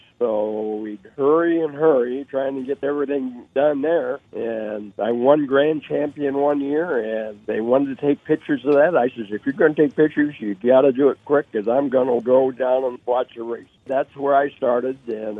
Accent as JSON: {"language": "English", "region": "Iowa", "country": "United States", "tie": "born or raised there"}